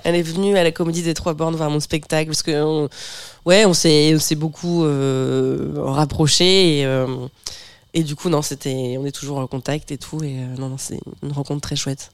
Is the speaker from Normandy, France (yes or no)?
yes; Bernay, Normandy, France; à Bernay, là où j'ai là où j'ai grandi